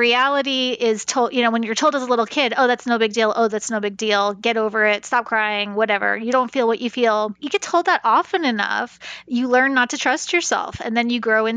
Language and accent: English; New York, United States; now in Kansas, United States; I'm from New York originally